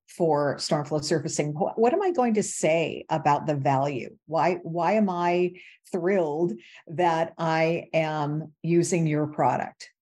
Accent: Michigan, United States; moved away; I grew up in Michigan

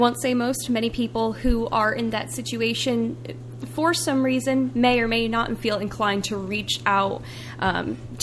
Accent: Bergen County, New Jersey, United States; now in Coburn, United States; Originally, I was born in Bergen County, New Jersey.

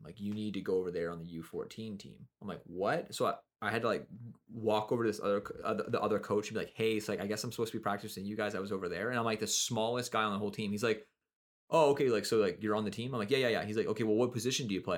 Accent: Kelowna, British Columbia, Canada; also born or lived in Nelson, British Columbia; I moved from Nelson to Kelowna

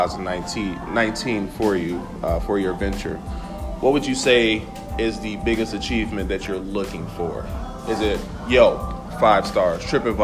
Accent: Gary, Indiana, United States; growing up in Gary, Indiana

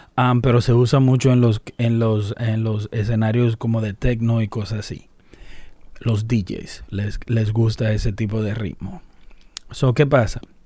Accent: Dominican Republic; una frase dominicana que la usamos en República Dominicana

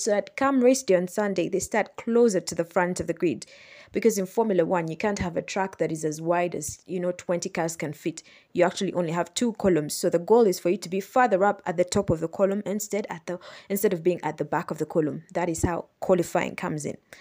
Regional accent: Kampala, Central Region, Uganda; As you know, I am from Uganda. I'm from Kampala, Uganda.

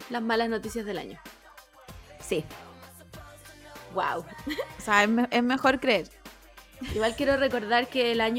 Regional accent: Chile; el sentimiento colectivo que hemos sentido como chilenos.

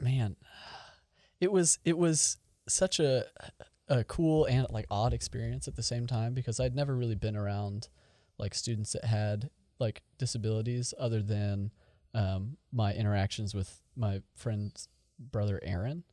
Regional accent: Tulsa, Oklahoma, United States; I grew up here in Tulsa.

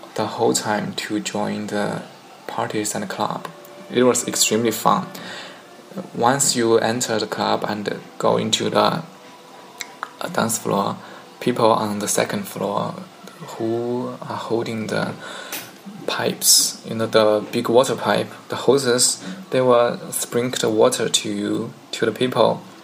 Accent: China; English is a second language; from China

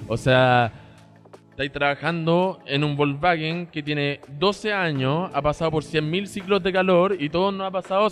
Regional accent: Chile; moved away as an adult; also born or lived in China / United States; Yo soy chileno, nacido y criado acá hasta los 19 años. Viví en China de los 4 hasta los 7 años.

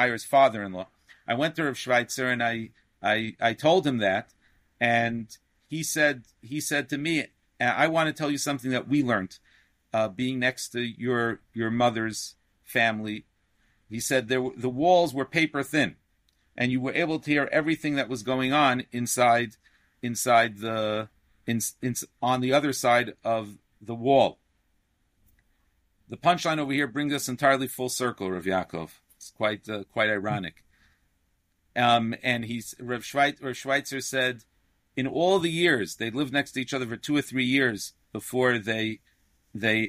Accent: New York City, New York, United States; I grew up in Sheepshead Bay, Brooklyn

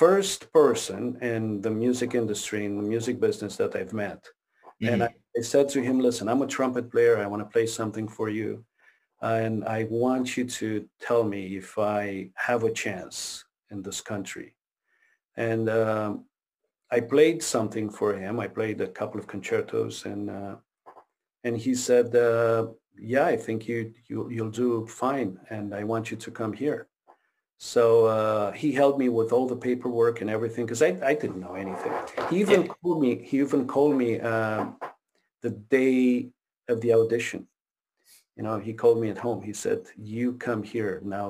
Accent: Quebec, Canada; English is a second language; Because I moved from Quebec to Ontario. And I couldn't speak the language. I couldn't speak any English.

